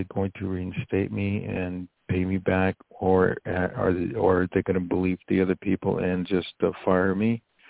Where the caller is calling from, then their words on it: Poughkeepsie, New York, United States; I'm calling from New York.